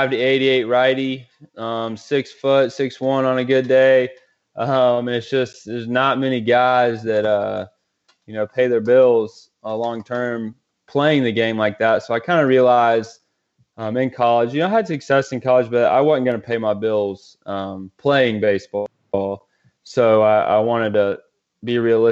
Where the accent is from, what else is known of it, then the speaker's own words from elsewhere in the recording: Greenville, South Carolina, United States; I grew up in Greenville, South Carolina, upstate